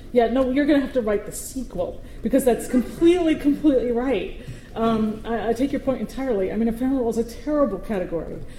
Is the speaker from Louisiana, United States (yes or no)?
no; New York City, New York, United States; as a New Yorker, I speak incredibly quickly.